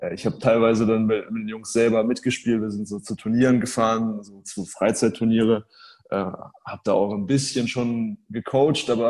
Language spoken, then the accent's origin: German; Hamburg, Germany; St. Pauli ist eine interessante Mannschaft natürlich auch als, als Hamburger.